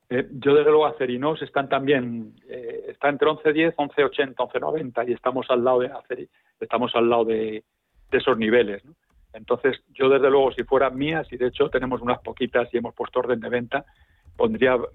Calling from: Madrid, Community of Madrid, Spain; llamo de Madrid.

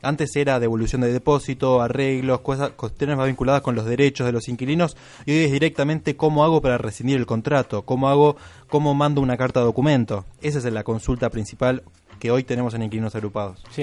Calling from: Morón, Buenos Aires Province, Argentina; de Morón quiero comentar mi experiencia.

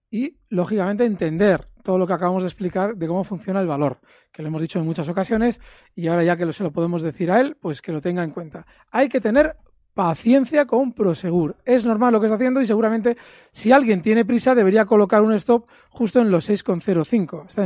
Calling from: Ciudad Real, Castilla-La Mancha, Spain; Hola, buenas tardes. Soy … de Ciudad Real.

